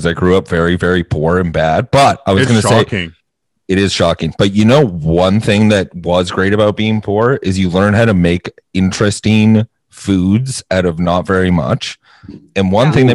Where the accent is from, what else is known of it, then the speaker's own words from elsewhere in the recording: Canada; we're Canadian